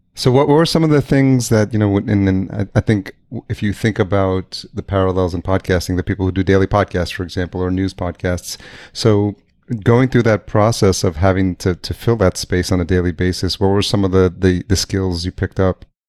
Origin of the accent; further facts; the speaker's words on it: Yonkers, New York, United States; moved away as an adult; also born or lived in El Salvador / Greenpoint, New York City / East Village, New York City / Lower East Side, New York City; now in Minneapolis, United States; I grew up just outside New York City in Yonkers